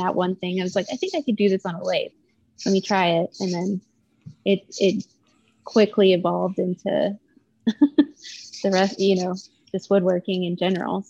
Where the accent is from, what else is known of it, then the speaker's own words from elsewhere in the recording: El Paso, Texas, United States; I grew up in El Paso, Texas